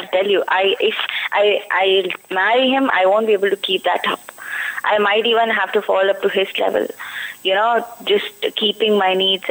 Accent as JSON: {"language": "English", "region": "Delhi", "country": "India", "tie": "born or raised there", "moved": "as an adult", "lives_now": "Hyderabad, India", "said": "I stay in Delhi, but like my hometown is Delhi, but I am in Hyderabad right now."}